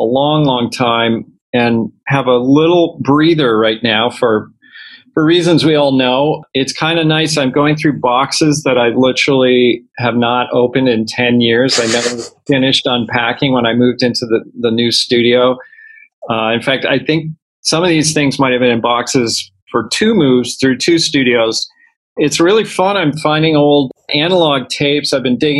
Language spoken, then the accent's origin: English; Toronto, Ontario, Canada; I grew up in Toronto.